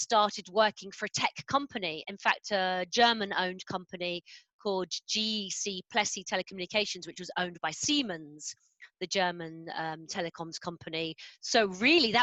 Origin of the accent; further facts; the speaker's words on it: London, United Kingdom; now in Tunbridge Wells, United Kingdom; I'm a Londoner. I grew up in North London.